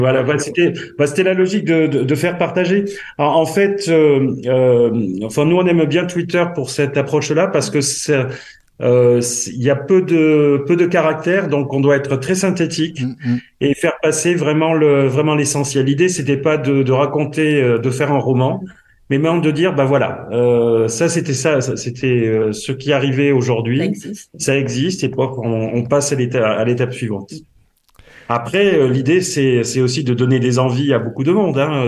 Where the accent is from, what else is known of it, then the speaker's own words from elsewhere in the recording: south-west France, France; accent: south-west French; suis plutôt du, sud-ouest de la, de la France comme mon accent peut le faire euh, le, permet de l'entendre